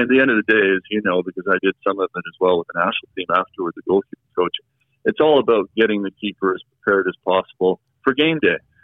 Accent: Canada; I'm from Canada. I was born in Canada. My parents were born in Canada

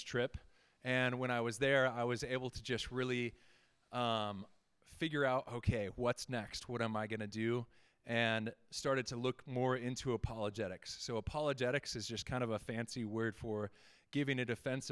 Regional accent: Fort Collins, Colorado, United States; I was born and raised right here in Fort Collins

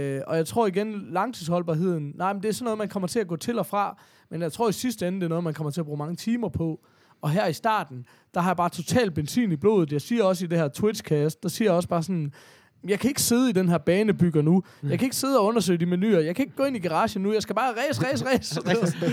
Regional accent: Horsens, Central Denmark Region, Denmark; i Horsens, hvor jeg kommer fra

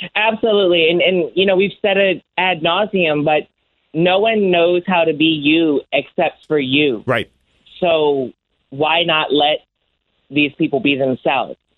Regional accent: Washington, District of Columbia, United States; my hometown in mm-hmm. Washington D.C.

